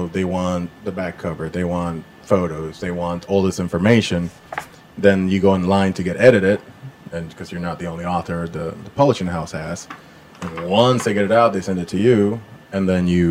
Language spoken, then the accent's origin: English; Puerto Rico; moved away as an adult; I'm from Puerto Rico originally